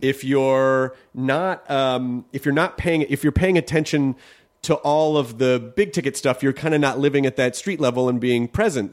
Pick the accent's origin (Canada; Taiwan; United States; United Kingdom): United States; the South; I grew up in the South